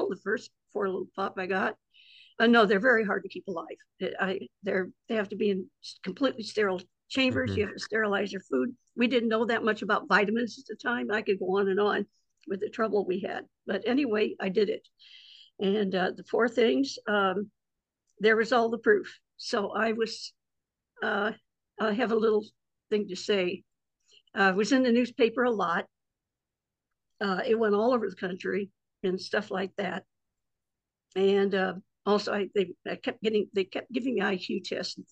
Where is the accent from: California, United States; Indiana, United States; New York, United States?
Indiana, United States; South Bend; I was born in South Bend, Indiana, which is right on top of Notre Dame